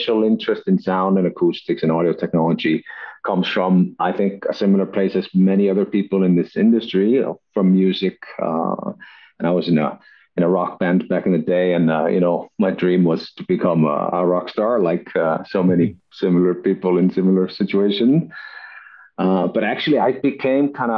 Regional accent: Iceland; moved away as an adult; also born or lived in Denmark; I'm originally from Iceland, but moved to Denmark to study at DTU, acoustical engineering

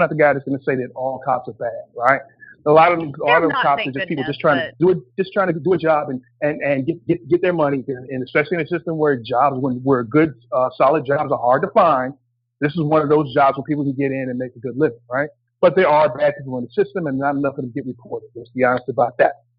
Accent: New Jersey, United States; when I was growing up in New Jersey

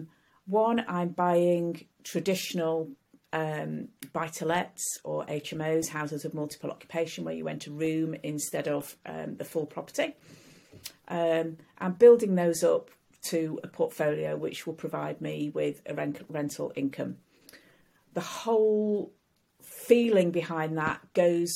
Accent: Sheffield, Yorkshire and the Humber, United Kingdom; I came to Sheffield, my hometown, to do my degree

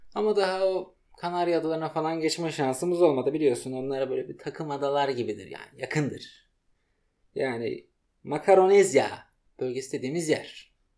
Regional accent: Samsun, Turkey; ben Samsun'da doğup büyüdüm

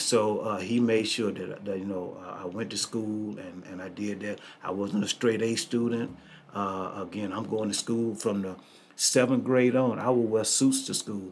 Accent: Greenville, Mississippi, United States; also born or lived in Miami, Florida; now in Wichita, United States; I was born and raised in Mississippi, Greenville, Mississippi

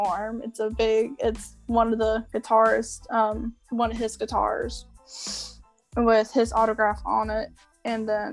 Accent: North Carolina, United States; I am from North Carolina

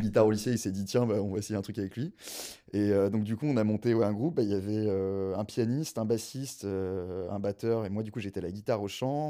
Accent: Gers, Occitania, France; first language French; moved away; also born or lived in South Africa; Moi, je suis pas du tout parisien. Moi, je suis un petit sudiste. Euh, je viens voilà, je viens du Gers, une petite région à côté de Toulouse.

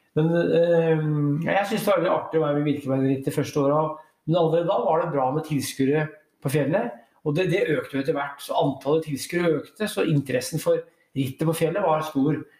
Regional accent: Brumunddal, Innlandet, Norway; also born or lived in Elverum; now in Oslo, Norway; i Brumunddal der jeg vokste opp

